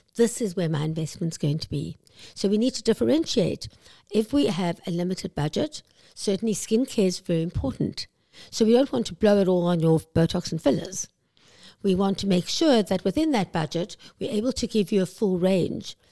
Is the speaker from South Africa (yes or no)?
yes; South Africa; moved away as an adult; now in Vancouver, Canada; I'm South African, as you can probably hear